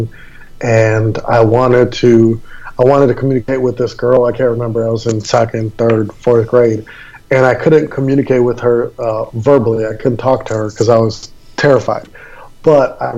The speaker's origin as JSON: {"language": "English", "town": "Milwaukee", "region": "Wisconsin", "country": "United States", "tie": "born or raised there", "also_born_or_lived": "Maui, Hawaii", "moved": "yes", "lives_now": "Fort Lauderdale, United States", "said": "I was born and raised in Milwaukee, Wisconsin"}